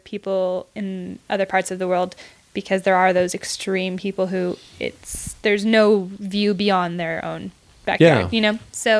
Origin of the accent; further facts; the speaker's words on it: California, United States; where are you from? And anytime I say California